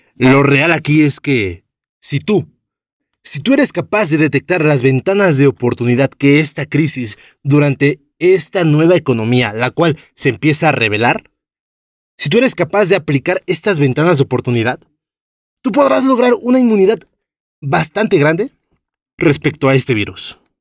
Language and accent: Spanish; Mexico